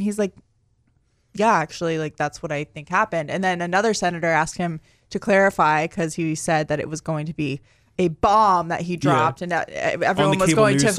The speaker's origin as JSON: {"language": "English", "town": "Flagstaff", "region": "Arizona", "country": "United States", "said": "Yeah, like, I'm from Flagstaff, Arizona, and we used to get snow on Easter."}